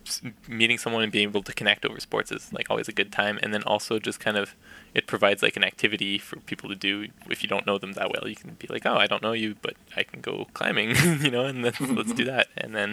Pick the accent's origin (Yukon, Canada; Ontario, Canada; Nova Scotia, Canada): Yukon, Canada; Definitely. I think my, growing up definitely had shaped that for sure.